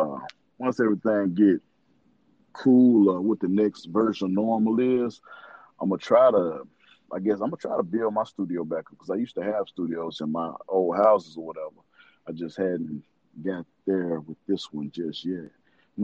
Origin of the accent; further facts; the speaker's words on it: Little Rock, Arkansas, United States; I'm from Little Rock, Arkansas, man. You know, we had that rep coming up as Banging in the Rock